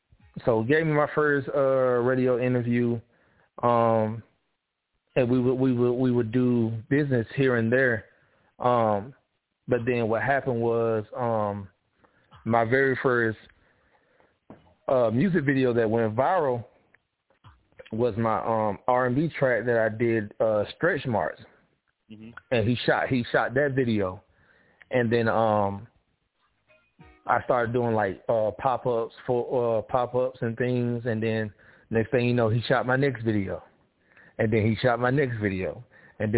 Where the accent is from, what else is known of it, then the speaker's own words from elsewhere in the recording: South Georgia, United States; I'm from South Georgia and I'm close to the Florida line